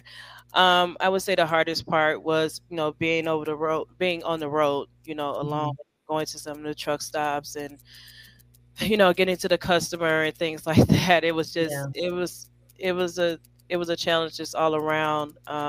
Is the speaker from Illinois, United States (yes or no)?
yes; Chicago, Illinois, United States; I'm from Chicago.